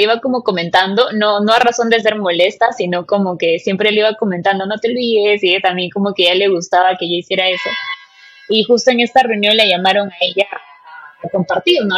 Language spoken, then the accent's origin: Spanish; Peru; soy peruana, tengo 26 años